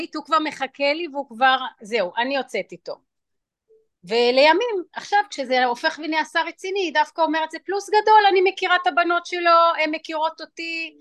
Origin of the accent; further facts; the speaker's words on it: Israel; also born or lived in New York, United States; באתי בישראל וגדלתי גם בישראל וגם בניו יורק, היו לי שתי בתים אה. כי אמא הייתה גרה שם ואבא היה גר בארץ